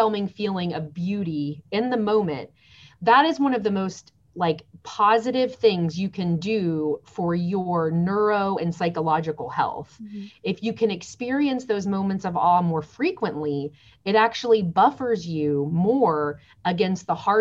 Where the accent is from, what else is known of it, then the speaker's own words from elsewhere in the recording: Lakeland, Florida, United States; moved away; also born or lived in Nashville, Tennessee; I was born in Lakeland